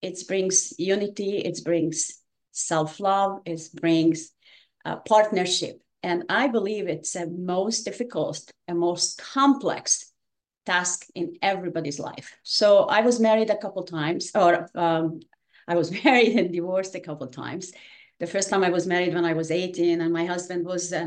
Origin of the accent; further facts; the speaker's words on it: Hungary; English is a second language; moved away as an adult; now in United States; I was born in Hungary.